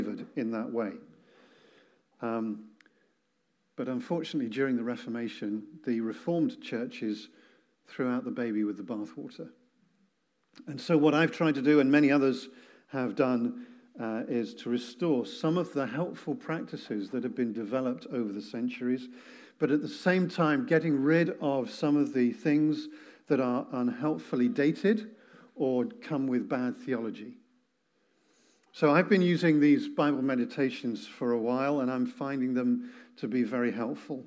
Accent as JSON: {"language": "English", "region": "England", "country": "United Kingdom", "said": "I'm English"}